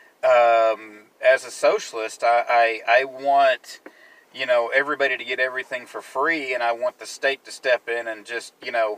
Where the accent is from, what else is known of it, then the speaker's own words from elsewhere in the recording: United States; as an American